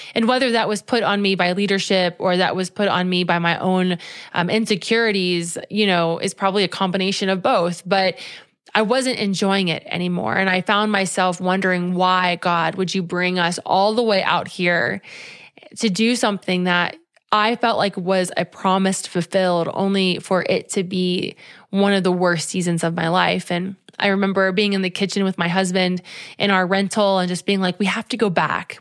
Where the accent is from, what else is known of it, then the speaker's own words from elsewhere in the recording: Cincinnati, Ohio, United States; moved away as an adult; had we stayed in Cincinnati